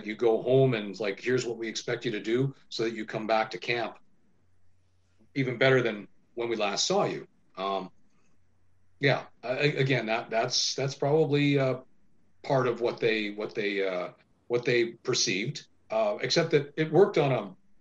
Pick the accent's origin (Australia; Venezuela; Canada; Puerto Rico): Canada; Winnipeg, Manitoba; also born or lived in Vancouver; I'm a Winnipegger. I was born in Vancouver, but I was raised in Winnipeg.